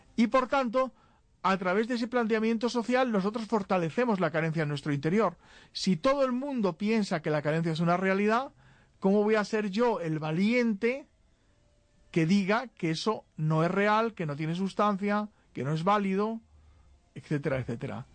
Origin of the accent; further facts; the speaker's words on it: Spain; En España, muchos nos sentimos españoles, pues la verdad es que en el territorio llamado España somos españoles